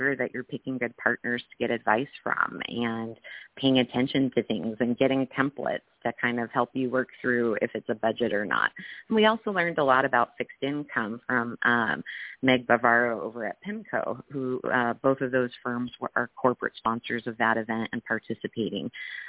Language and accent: English; California, United States; we're from Southern California, but we want to bring in an awareness and following to help all women